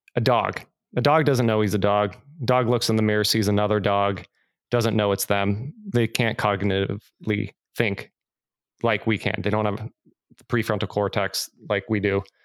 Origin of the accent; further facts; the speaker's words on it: California, United States; growing up in California